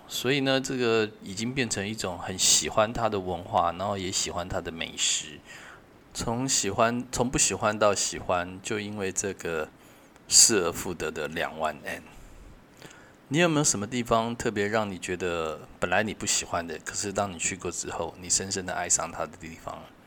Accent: Taiwan; 因为她也不确定我是台湾人还是日本人

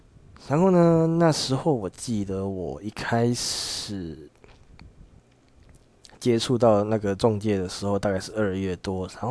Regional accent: Changhua County, Taiwan; 我的家里，我我的老家在彰化这边，呃。虽然说不到乡下的程度，但是我只是从以前就是一直非常的向往台北啊那种繁华夜都市的生活

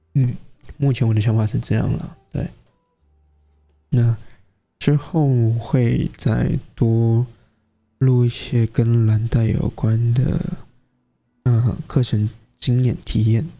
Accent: Taiwan; 对于我们台湾人，应该说对于亚洲来说。太吝啬于表达了

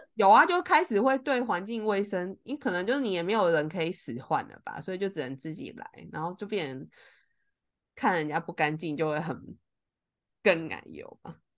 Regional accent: Taipei, Taiwan; moved away as an adult; now in Keelung, Taiwan; 住过以上的区域，甚至我小时候也是在大安区长大的

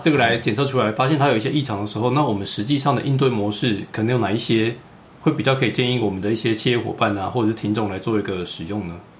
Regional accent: Taiwan; 我们台湾人

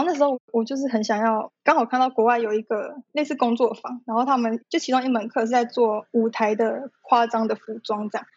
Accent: Taipei, Taiwan; 我一直从小都在台北长大

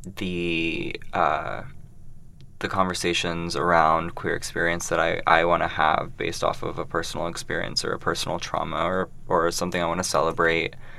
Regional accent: Columbus, Ohio, United States; also born or lived in Brooklyn, New York; now in New York, United States; I am a queer non binary artist working in Brooklyn, New York, um, but I'm originally from Columbus, Ohio. Midwest.

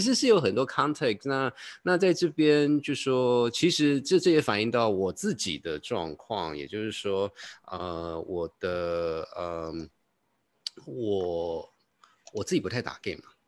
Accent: Taiwan; moved away; also born or lived in United States; 因为我印象很深刻是我回台湾的时候就有人说立马

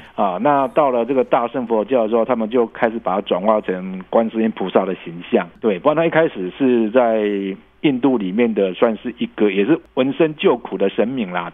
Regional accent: Taiwan; 我们台湾

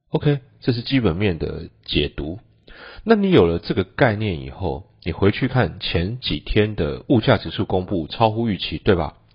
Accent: Taiwan; 我们台湾人

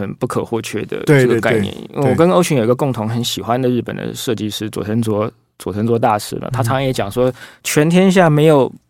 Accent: Taiwan; 我们台湾人

